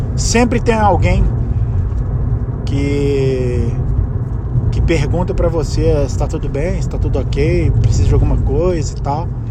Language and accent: Portuguese; Brazil; first language Portuguese; moved away as an adult; eu sou brasileiro, esse é meu país, essa é minha língua